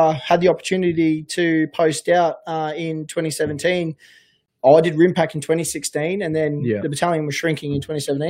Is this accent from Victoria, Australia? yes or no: no; Queensland, Australia; also born or lived in Sydney; I'm from Queensland. And lived in Sydney, so I don't know what Canberra's like.